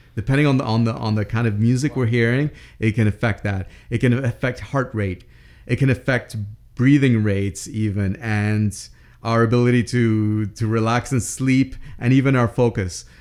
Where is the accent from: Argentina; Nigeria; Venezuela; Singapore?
Venezuela; Andes Mountains of Venezuela, Venezuelan Andes; I grew up in the Andes Mountains of Venezuela